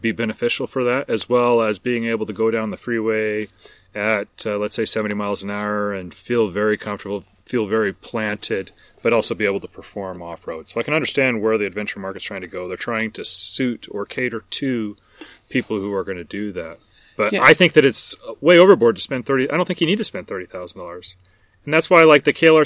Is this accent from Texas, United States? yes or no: no; Burns, Oregon, United States; I was in my hometown around Burns or up in these mountains around us in the Northwest